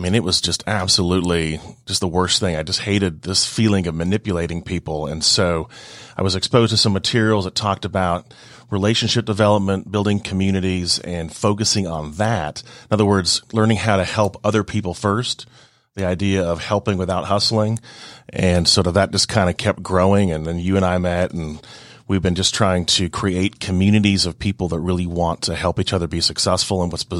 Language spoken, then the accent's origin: English; Seattle, Washington, United States; now in Georgia, United States; Well, I am from all over. I grew up in Seattle, but lived all over the place, out west, a couple of places overseas, ended up in Georgia, I guess about 18 years ago